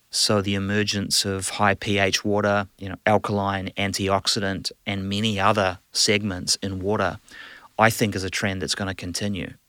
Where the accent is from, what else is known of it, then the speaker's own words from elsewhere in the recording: New Zealand; moved away; I'm a proud, uh, New Zealander, a Kiwi.